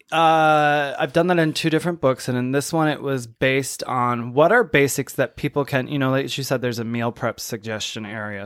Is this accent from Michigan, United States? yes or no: yes; Saginaw, Michigan, United States; my hometown, I'm from Saginaw, Michigan